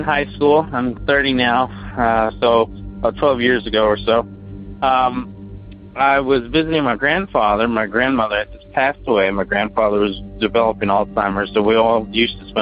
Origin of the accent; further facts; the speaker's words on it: Bardstown, Kentucky, United States; now in Louisville, United States; Originally I'm from Bardstown, Kentucky, the bourbon capital of the world.